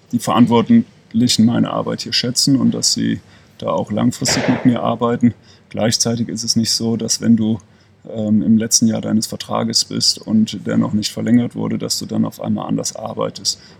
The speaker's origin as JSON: {"language": "German", "town": "Leverkusen", "region": "North Rhine-Westphalia", "country": "Germany", "tie": "born or raised there", "lives_now": "Ulm, Germany", "said": "Ich bin gebürtiger Leverkusener, das wird auch immer meine Heimat bleiben."}